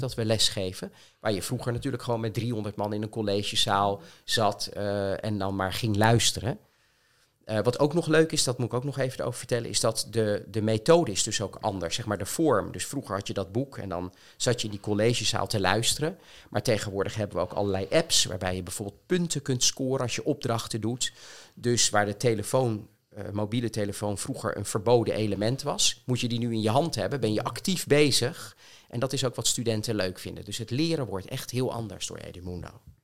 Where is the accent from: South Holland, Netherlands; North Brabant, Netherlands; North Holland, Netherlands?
South Holland, Netherlands; Rijswijk; now in Voorburg, Netherlands; ik ben opgegroeid in Rijswijk